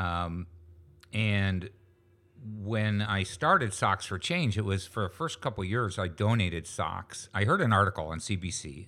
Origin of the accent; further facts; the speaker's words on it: Niagara Falls, New York, United States; moved away as an adult; also born or lived in Lewiston, New York / Fonthill, Ontario; now in St. Catharines, Canada; I grew up in Niagara Falls, New York.